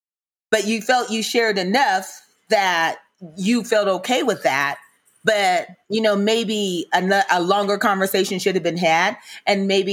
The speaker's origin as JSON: {"language": "English", "region": "Mississippi", "country": "United States", "said": "I'm from Mississippi, so I've heard a lot of blues"}